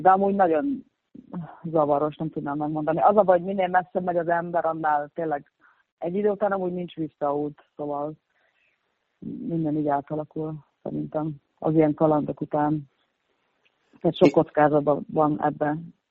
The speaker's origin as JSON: {"language": "Hungarian", "town": "Mosonmagyaróvár", "region": "Győr-Moson-Sopron", "country": "Hungary", "tie": "born or raised there", "also_born_or_lived": "Csíkszereda, Romania (summers) / London, United Kingdom", "moved": "as an adult", "lives_now": "Berlin, Germany", "said": "amíg még otthon laktam, ugye gimnázium alatt"}